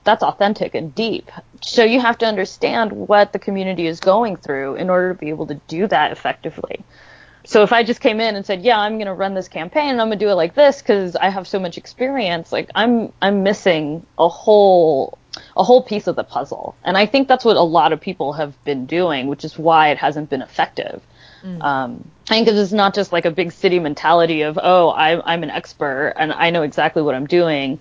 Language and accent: English; Los Angeles, California, United States; moved away as an adult; now in Santa Fe, United States; I grew up in Los Angeles